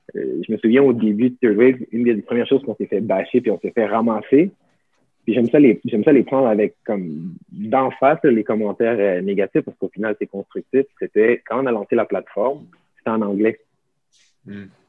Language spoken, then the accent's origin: French; Montreal, Quebec, Canada; moi, quand j'étais jeune, j'ai grandi à Montréal